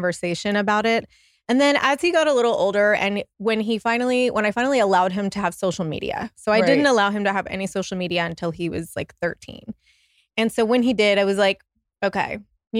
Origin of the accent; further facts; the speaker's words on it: Austin, Texas, United States; moved away as an adult; I grew up in Austin